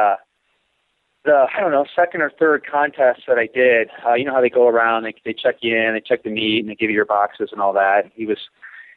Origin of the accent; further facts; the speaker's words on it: St. Louis, Missouri, United States; now in Colorado, United States; I'm originally from St. Louis